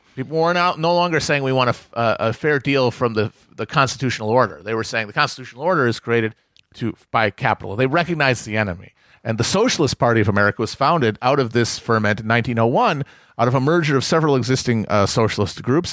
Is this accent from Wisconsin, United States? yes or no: yes; Wisconsin, United States; I'm from Wisconsin